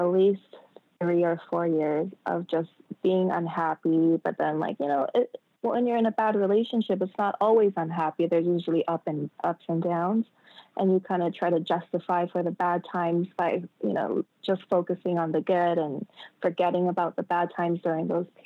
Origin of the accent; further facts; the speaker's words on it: United States; moved away as an adult; I'm American